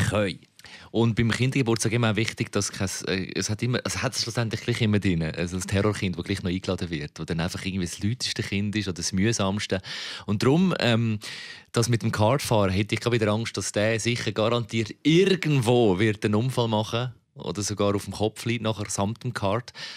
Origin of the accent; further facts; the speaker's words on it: Switzerland; wir Schweizer